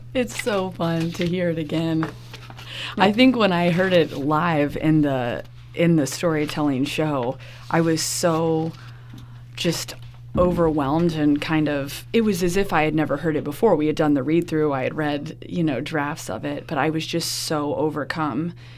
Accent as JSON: {"language": "English", "town": "Gainesville", "region": "Florida", "country": "United States", "tie": "born or raised there", "said": "growing up in Gainesville"}